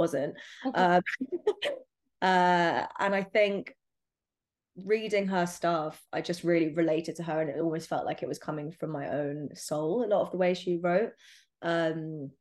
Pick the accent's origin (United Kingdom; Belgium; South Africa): United Kingdom; London; Growing up in London